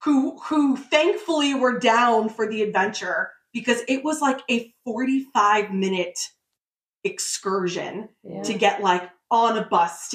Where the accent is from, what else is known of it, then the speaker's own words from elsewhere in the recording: Long Island, New York, United States; moved away as an adult; now in the Carolinas, United States; I'm born and raised on Long Island